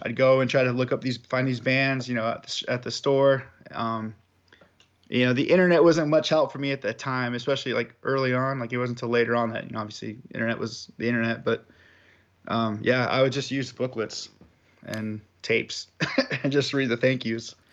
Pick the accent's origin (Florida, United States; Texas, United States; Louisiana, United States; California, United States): California, United States; Southern; I'm from Southern California.